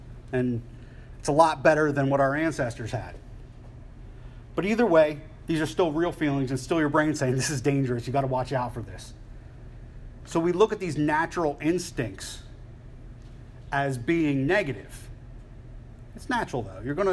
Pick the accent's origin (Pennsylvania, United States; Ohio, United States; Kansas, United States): Pennsylvania, United States; Philadelphia; I'm from Philly